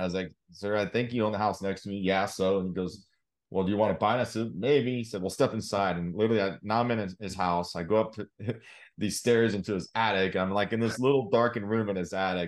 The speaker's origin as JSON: {"language": "English", "town": "Salem", "region": "Oregon", "country": "United States", "tie": "born or raised there", "moved": "as an adult", "lives_now": "Oklahoma City, United States", "said": "born and raised in Salem, Oregon"}